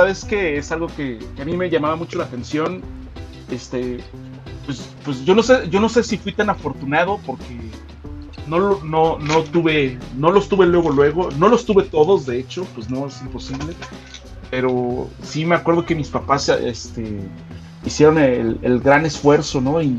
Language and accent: Spanish; Mexico City, Mexico; now in State of Mexico, Mexico; Y sí, sí, soy de la Ciudad de México. Eh, ahí nací, aunque ahorita radico en el en el, todavía más glorioso estado de México.